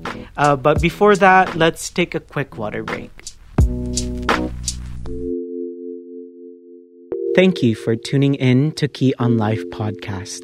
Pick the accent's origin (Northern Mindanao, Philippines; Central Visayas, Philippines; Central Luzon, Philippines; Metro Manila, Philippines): Central Visayas, Philippines; Cebu City; also born or lived in Iligan City; now in Cavite City, Philippines; I was born in Iligan City, raised in Cebu City, and now residing in Cavite City